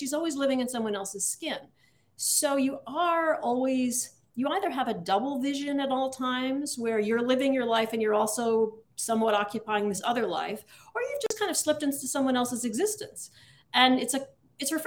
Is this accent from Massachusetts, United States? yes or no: yes; Adams, Massachusetts, United States; I am from Adams, Massachusetts, which was named for Samuel Adams